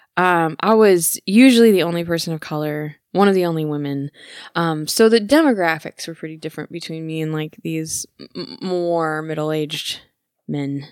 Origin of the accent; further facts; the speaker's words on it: Michigan, United States; I'm from Michigan